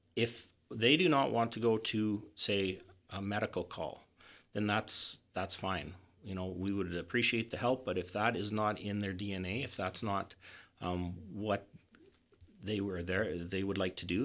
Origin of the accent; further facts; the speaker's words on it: Hythe, Alberta, Canada; moved away; my hometown of Hythe